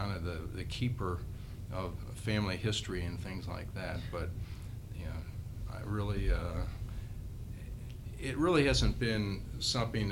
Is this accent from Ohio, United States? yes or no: yes; Cincinnati, Ohio, United States; I've always enjoyed growing up in Cincinnati